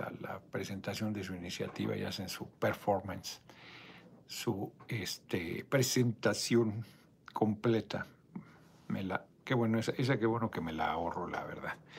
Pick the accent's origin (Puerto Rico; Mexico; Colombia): Mexico; yo soy mexicano